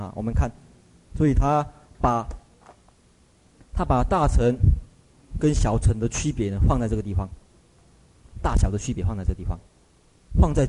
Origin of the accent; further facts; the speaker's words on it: Taiwan; 像像我们台湾一样，我们台湾人只能够看到这一层，所以都做加工业